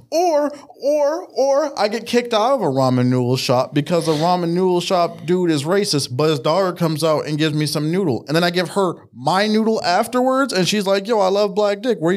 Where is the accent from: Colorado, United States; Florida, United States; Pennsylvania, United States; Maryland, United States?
Maryland, United States; I grew up in Maryland.